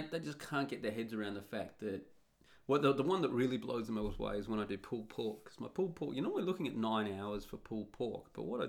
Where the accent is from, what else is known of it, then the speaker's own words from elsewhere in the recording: Australia; Now, you'll notice that I've left out Australia. And I'm Australian.